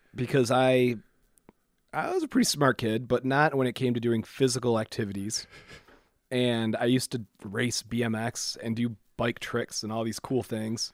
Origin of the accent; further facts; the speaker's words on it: Waterford, Michigan, United States; also born or lived in Clarkston, Michigan; I grew up in Waterford.